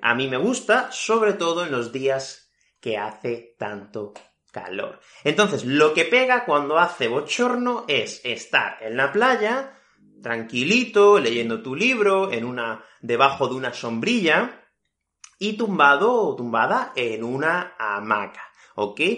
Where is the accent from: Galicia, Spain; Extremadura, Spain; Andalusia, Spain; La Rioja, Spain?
Andalusia, Spain; Fuengirola; yo soy de Málaga, de una ciudad que se llama Fuengirola, y aquí hace muchísimo calor en verano